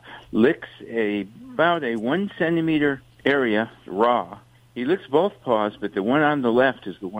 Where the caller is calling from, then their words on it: Pismo Beach, California, United States; I'm calling from Pismo.